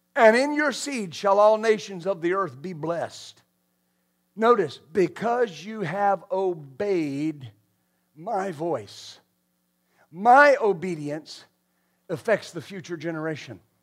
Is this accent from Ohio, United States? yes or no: no; West Texas, United States; I grew up in West Texas